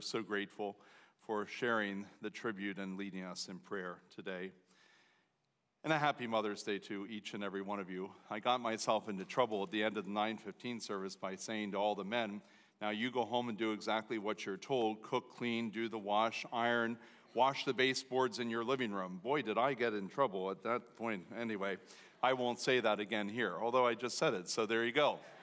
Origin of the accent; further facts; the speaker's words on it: United States; as an American citizen, as a Lancaster Countyan